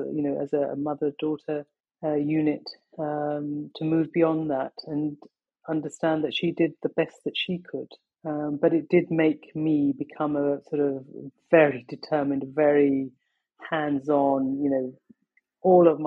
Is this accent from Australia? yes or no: no; London, United Kingdom; also born or lived in Pakistan; I was born in Pakistan and my family moved to England when I was 19 months old. So this is my home. London has been my home always.